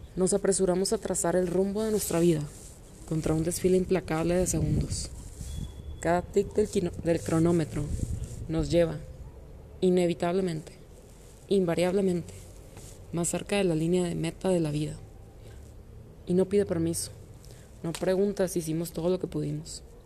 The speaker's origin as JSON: {"language": "Spanish", "town": "Monterrey", "region": "Nuevo León", "country": "Mexico", "said": "soy de origen regiomontano"}